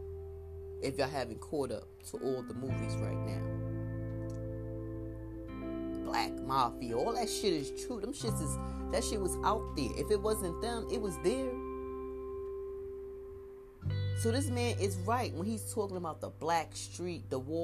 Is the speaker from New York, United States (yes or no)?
yes; New York City, New York, United States; I grew up in Crown Heights